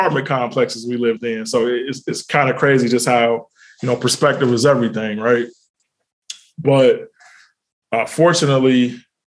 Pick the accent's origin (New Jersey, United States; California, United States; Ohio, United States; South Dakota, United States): Ohio, United States; Cincinnati; also born or lived in Italy; now in Atlanta, United States; Born and raised in Cincinnati